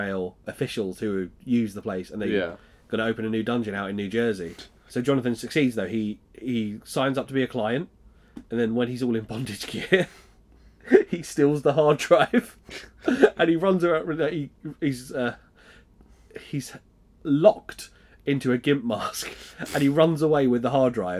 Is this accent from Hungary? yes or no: no; London, United Kingdom; I'm from South London originally